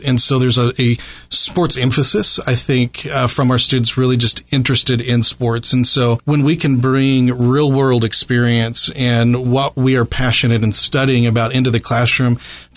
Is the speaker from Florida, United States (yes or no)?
no; Southern Indiana, United States; I'm a product of Southern Indiana, just, have a half an hour north of the river there